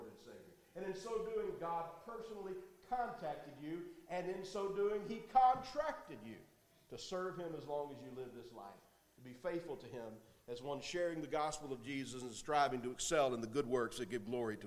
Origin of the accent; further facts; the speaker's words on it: La Vergne, Tennessee, United States; accent: Southern; also born or lived in Nashville, Tennessee; when I was 1 year old, we moved here to Laverne Church of Christ. And I grew up here in this congregation